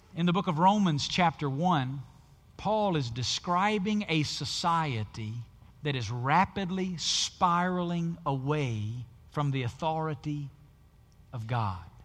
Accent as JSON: {"language": "English", "region": "the South", "country": "United States", "tie": "born or raised there", "said": "where I grew up in the South"}